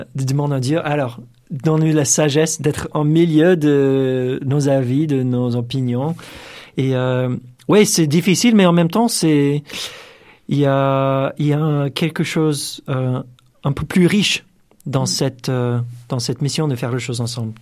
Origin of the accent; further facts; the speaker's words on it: United States; French is a second language; moved away as an adult; now in France; je suis américain